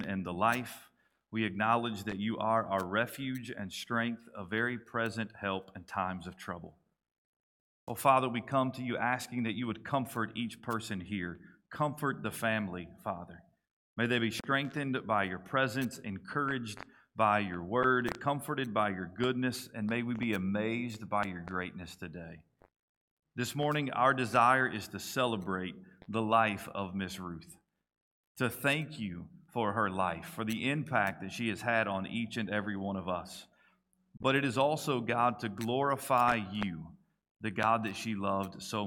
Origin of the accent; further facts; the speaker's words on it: Kentucky, United States; now in Coweta County, Georgia, United States; the great state of Kentucky, which is my home state